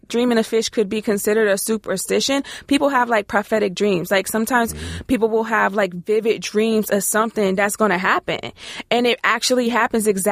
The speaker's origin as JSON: {"language": "English", "region": "Maryland", "country": "United States", "moved": "yes", "lives_now": "Ohio, United States", "said": "I live in Ohio, but I'm from Maryland."}